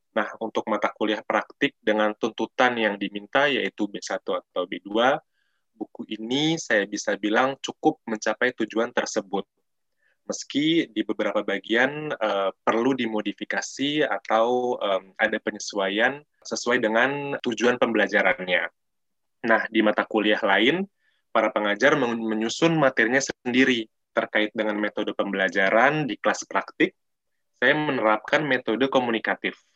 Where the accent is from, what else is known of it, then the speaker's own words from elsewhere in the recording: Jakarta, Indonesia; accent: bahasa Jakarta; first language Indonesian; Saya orang Jakarta